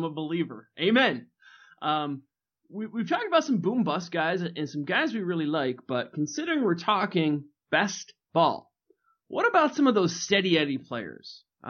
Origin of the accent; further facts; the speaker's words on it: Michigan, United States; I'm from Michigan.